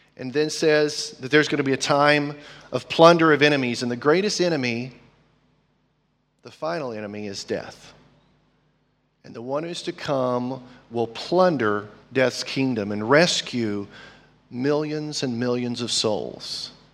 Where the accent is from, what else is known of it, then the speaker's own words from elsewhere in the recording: United States; I'm American